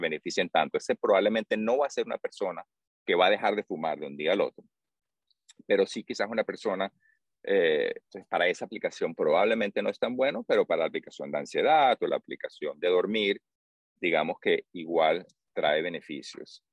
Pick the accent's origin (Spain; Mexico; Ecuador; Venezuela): Venezuela; moved away as an adult; also born or lived in Bay Area, United States; now in United States; soy de Venezuela, crecí ahí, después del bachillerato vine a, estudiar en la universidad